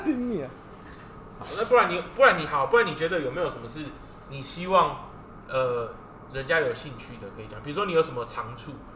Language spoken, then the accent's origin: Chinese; Taiwan; also born or lived in United States; 其实我是在，我是在美国出生的。对。 然后，可是我是很小的时候，大概幼稚园以前我就回来，因为我爸妈其实都是台湾人，土生土长